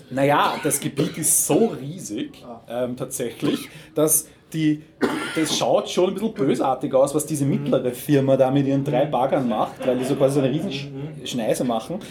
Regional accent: Lower Austria, Austria; als Niederösterreicher

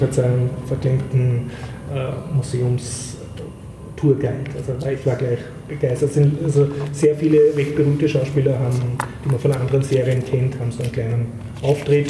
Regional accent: Austria; man fühlt sich als Österreicher

